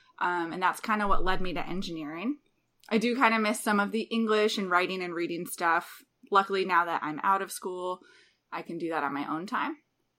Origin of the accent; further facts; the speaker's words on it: Springfield, Massachusetts, United States; So I grew up in Springfield, Massachusetts. My mom and dad still live there.